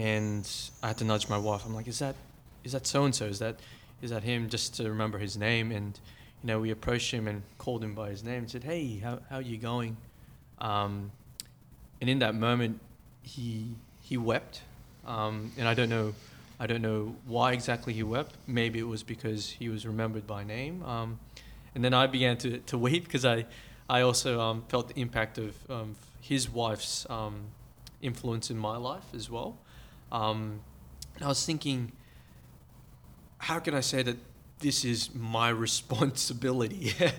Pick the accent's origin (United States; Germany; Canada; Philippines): Philippines; now in Australia; And this lady who's not from our culture, so I'm Filipino, and she's of Australian Anglo background.